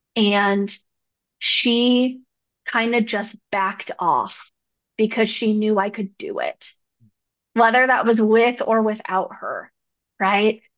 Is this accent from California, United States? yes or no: yes; Arcata, California, United States; also born or lived in New Mexico; now in Denver, United States; I grew up in Northern California, up in the Redwoods near Oregon, little place called Arcata, California.